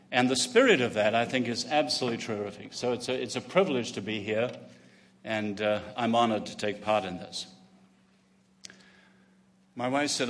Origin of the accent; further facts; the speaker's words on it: England, United Kingdom; also born or lived in China; as an Englishman